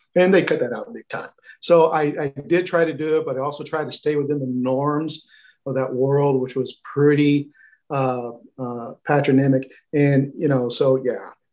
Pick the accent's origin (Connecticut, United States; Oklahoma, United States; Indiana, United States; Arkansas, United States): Oklahoma, United States; my home state of Oklahoma